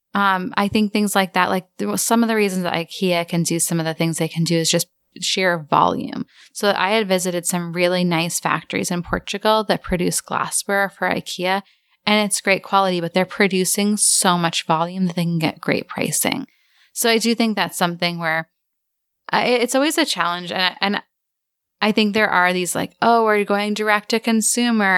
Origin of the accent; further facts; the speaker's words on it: Cape Cod, Massachusetts, United States; we grew up on Cape Cod, which is a big retirement community